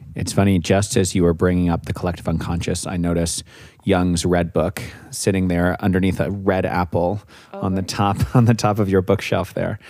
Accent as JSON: {"language": "English", "town": "Santa Fe", "region": "New Mexico", "country": "United States", "said": "I'm from Santa Fe."}